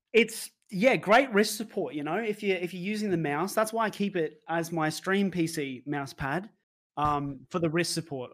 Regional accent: Brisbane, Queensland, Australia; it is a female that me and him know because we're both from Brisbane.

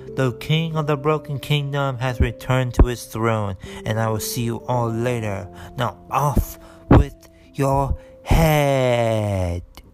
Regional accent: Chicago, Illinois, United States; I am born and raised in Chicago, Illinois. Yes, I'm a Chicago boy

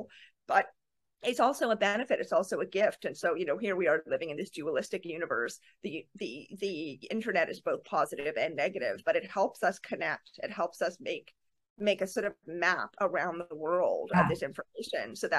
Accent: Canada; I'm Canadian

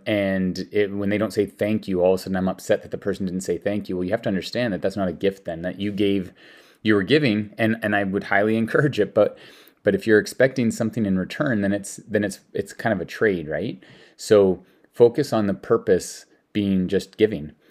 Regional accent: Denmark; now in Canada; I'm from Denmark

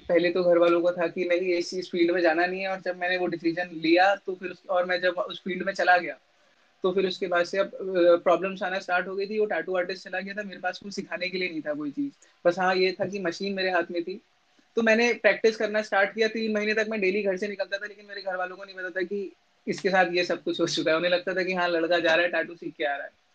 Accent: Bhowali, Uttarakhand, India; moved away as an adult; also born or lived in Bhimtal; now in Lucknow, India; my home town is in Bhowali Nainital

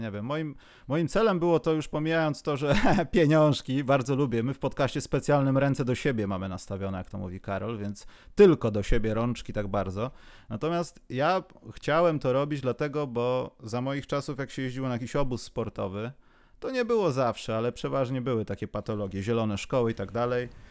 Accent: Warsaw, Masovian Voivodeship, Poland; jestem z Warszawy

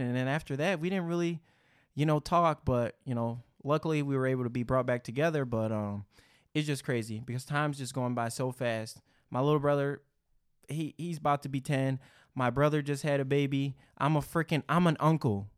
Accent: Detroit, Michigan, United States; growing up in Detroit

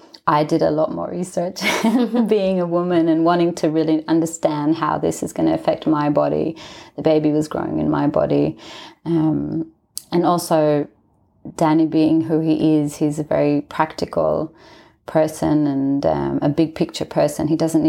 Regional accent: Israel; also born or lived in Australia; So I'm from Israel, and my mum's Australian, my dad's Israeli. So I grew up in both countries, but I was born in Israel.

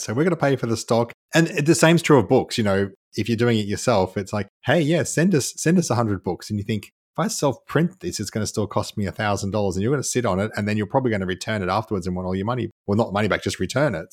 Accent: Canberra, Australian Capital Territory, Australia; I grew up in Canberra

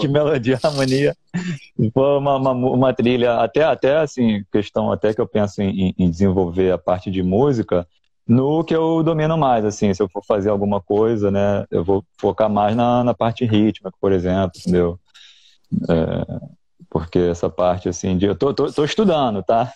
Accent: Rio de Janeiro, Brazil; Sou do Rio.

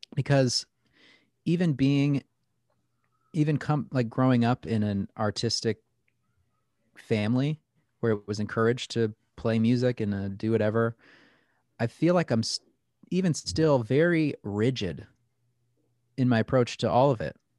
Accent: Plattsburgh, New York, United States; There had never really been great tattooers in Plattsburgh before

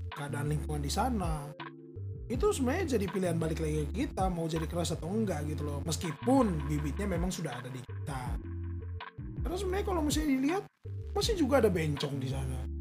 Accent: Eastern Indonesia, Indonesia; now in Jakarta, Indonesia; gua sebagai orang timur si gue dari Omak emang anak daerah

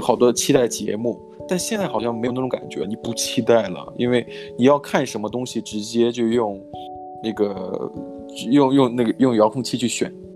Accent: Shandong, China; moved away; 我家乡在山东嘛，山东的这个嗯。电视台出了名的广告

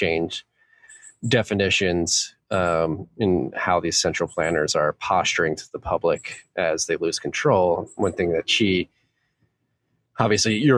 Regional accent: United States; as an American

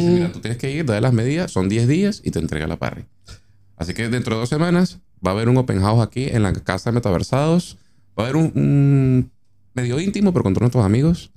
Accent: Caracas, Capital District, Venezuela; moved away as an adult; also born or lived in Maracaibo; now in Argentina; Yo soy maracucho de nacimiento, pero reencauchado caraqueño, porque me mudé a Caracas desde los cuatro años.

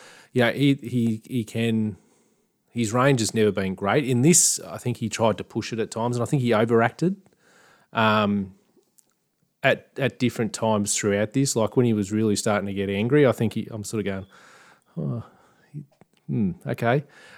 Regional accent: Oakland, California, United States; I'm from Oakland.

